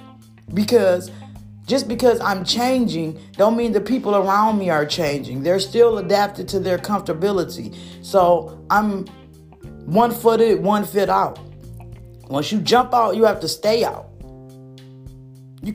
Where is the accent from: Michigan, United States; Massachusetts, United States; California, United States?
Michigan, United States; been born and raised in Michigan